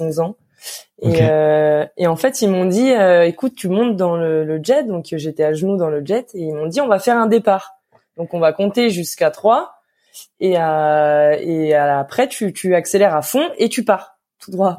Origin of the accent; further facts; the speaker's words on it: Lyon, Auvergne-Rhône-Alpes, France; also born or lived in Anglet; je viens de Lyon et ma machine était sur Lyon